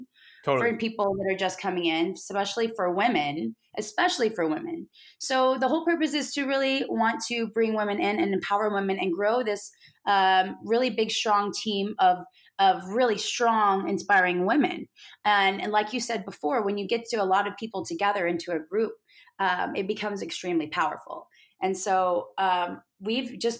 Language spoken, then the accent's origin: English; Beaumont, Texas, United States; And I'm from Beaumont's in that area